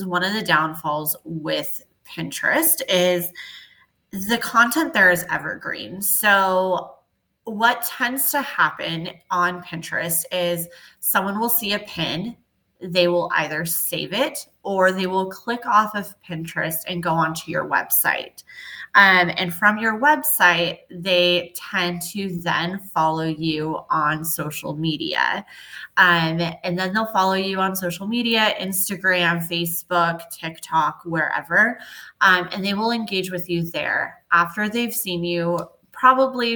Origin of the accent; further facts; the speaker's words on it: Southern California, United States; moved away as an adult; now in Dallas, United States; I am originally from Southern California.